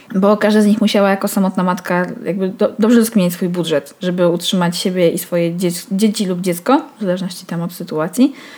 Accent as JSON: {"language": "Polish", "town": "Białystok", "region": "Podlaskie Voivodeship", "country": "Poland", "tie": "born or raised there", "moved": "as an adult", "lives_now": "Warsaw, Poland"}